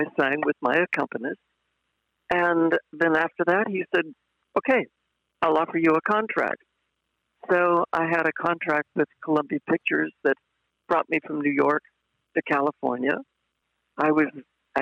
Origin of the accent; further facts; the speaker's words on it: Ireland; I was Irish